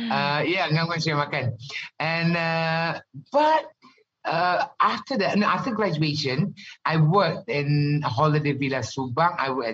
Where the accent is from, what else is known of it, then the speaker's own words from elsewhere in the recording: Ghana; also born or lived in Malaysia; growing up in Ghana, I've never seen pork in my entire life.